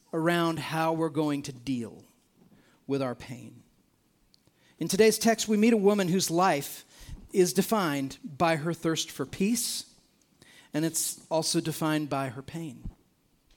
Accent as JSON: {"language": "English", "country": "United States", "said": "as an American"}